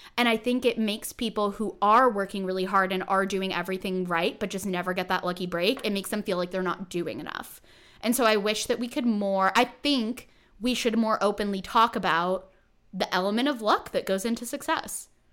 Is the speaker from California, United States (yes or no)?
yes; California, United States; I'm from California